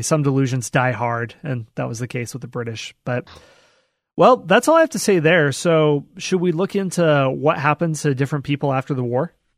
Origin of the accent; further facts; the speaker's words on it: Knoxville, Iowa, United States; my hometown, Knoxville, Iowa